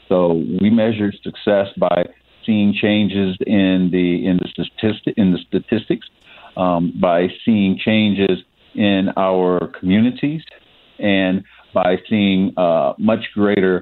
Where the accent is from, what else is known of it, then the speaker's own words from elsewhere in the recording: Ohio, United States; now in St. Louis, United States; my home state of Ohio